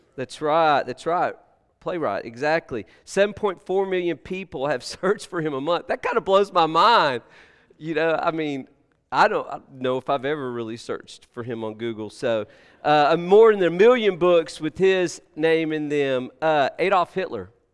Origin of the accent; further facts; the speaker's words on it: Texas, United States; I'm from Texas